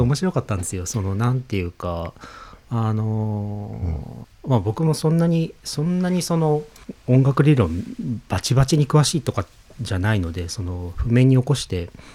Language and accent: Japanese; Niigata, Japan; now in Kanagawa, Japan; 俺の新潟の実家